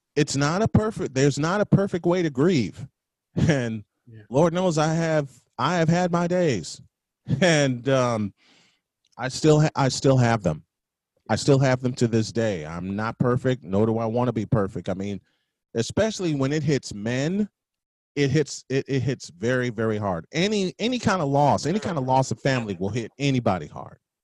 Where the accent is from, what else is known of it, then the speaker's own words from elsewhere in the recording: Chicago, Illinois, United States; I'm from the South Side. I'm a born and bred